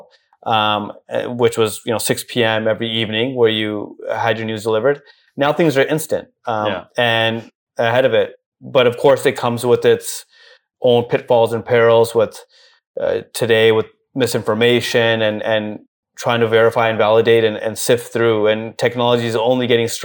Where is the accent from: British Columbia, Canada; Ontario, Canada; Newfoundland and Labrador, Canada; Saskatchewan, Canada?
British Columbia, Canada; Vancouver; moved away as an adult; also born or lived in Toronto; now in Dubai, United Arab Emirates; born and raised in South Van.